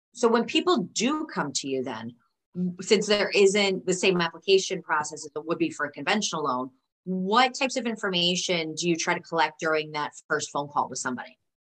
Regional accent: New York, United States; as a New Yorker

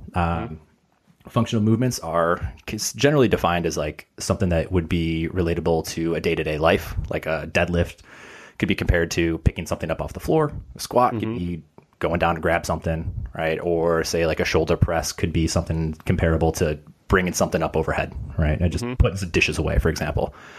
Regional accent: Chicago, Illinois, United States; moved away as an adult; now in Los Angeles, United States; so I'm originally from Chicago, transplant over

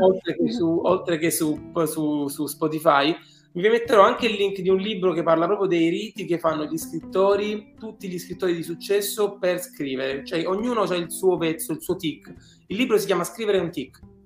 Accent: Southern Italy, Italy; moved away as an adult; da buon, da buon terrone

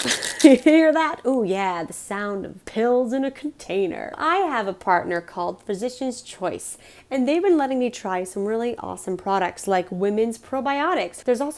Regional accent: Colorado, United States; And you know me, I'm from Colorado, so I gotta support the home team.

